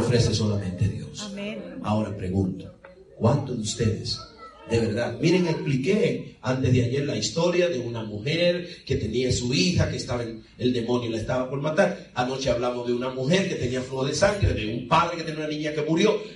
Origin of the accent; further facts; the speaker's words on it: Dominican Republic; moved away; en mi país, República Dominicana